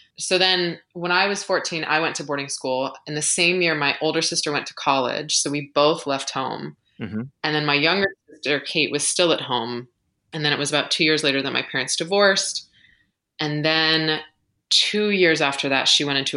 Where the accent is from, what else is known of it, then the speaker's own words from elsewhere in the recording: United States; accent: American; moved away as an adult; also born or lived in London; as an American